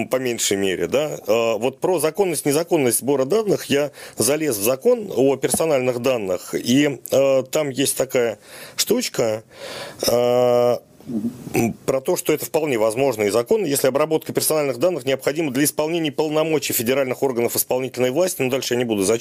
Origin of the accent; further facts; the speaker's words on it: Moscow, Russia; Это я вам как москвич скажу.